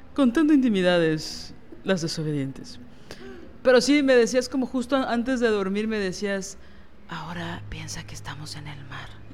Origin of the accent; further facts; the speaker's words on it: Mexico City, Mexico; yo soy chilanga